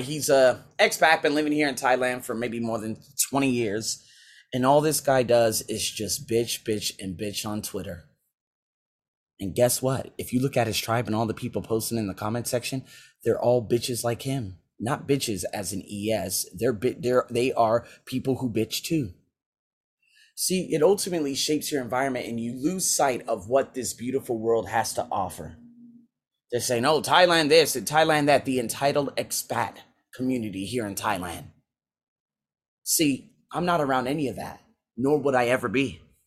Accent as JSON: {"language": "English", "town": "Las Vegas", "region": "Nevada", "country": "United States", "tie": "born or raised there", "also_born_or_lived": "Iowa / Australia", "moved": "as an adult", "said": "my hometown, Las Vegas"}